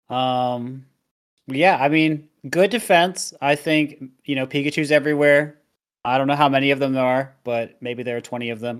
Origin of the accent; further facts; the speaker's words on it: Colorado, United States; I've lived in Colorado for all my life.